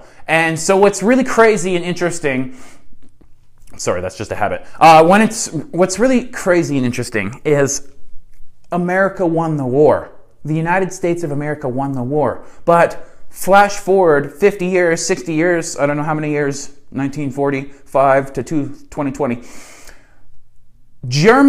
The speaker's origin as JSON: {"language": "English", "country": "Canada", "said": "I'm your neighbor. I'm your Canadian neighbor, right?"}